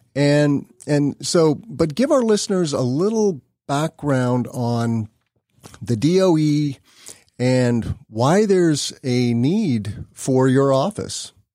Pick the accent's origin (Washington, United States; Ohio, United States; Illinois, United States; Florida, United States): Illinois, United States; my home state of Illinois